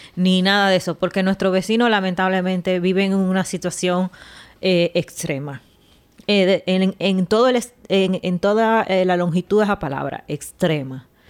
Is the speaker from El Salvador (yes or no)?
no; Dominican Republic; Nosotros tuvimos 30 años con Trujillo